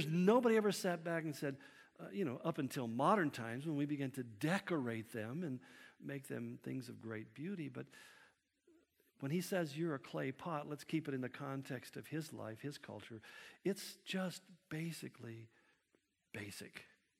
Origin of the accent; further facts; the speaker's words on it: United States; Well, I'm from Washington. Thank God I'm not from L.A.